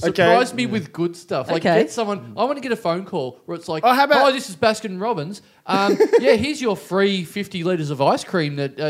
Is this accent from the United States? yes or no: no; Maryborough, Australia; moved away; my hometown, Maryborough